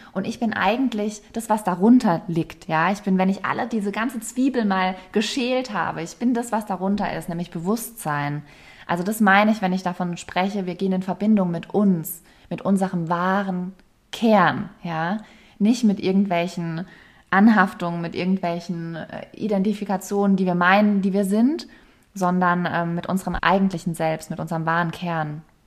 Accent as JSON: {"language": "German", "region": "Rhineland-Palatinate", "country": "Germany", "tie": "born or raised there", "said": "ich komme ja aus der Pfalz ursprünglich bin da immer auch mit der Weinregion aufgewachsen"}